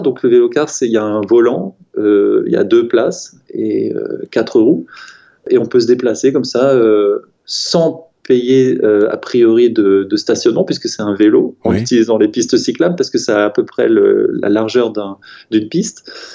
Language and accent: French; Strasbourg, Grand Est, France; moved away; also born or lived in Paris; je viens de Strasbourg